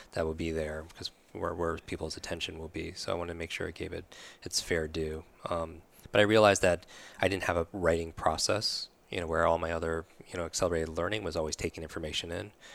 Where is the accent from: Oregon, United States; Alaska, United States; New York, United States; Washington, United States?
New York, United States; moved away; I'm from New York originally